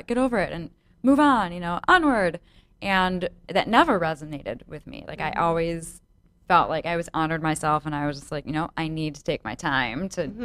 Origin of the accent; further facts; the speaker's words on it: Chicago, Illinois, United States; I'm also from Chicago